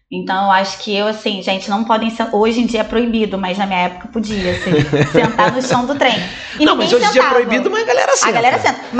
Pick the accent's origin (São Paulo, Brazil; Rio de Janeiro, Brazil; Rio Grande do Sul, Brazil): Rio de Janeiro, Brazil; Oswaldo Cruz; eu na verdade sou nascida e criada em Oswaldo Cruz, né? Isso eu também tenho muito orgulho